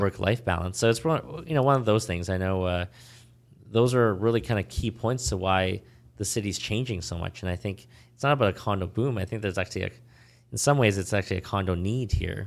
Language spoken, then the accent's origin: English; Vancouver, British Columbia, Canada; also born or lived in Ontario; now in Toronto, Canada; growing up in Vancouver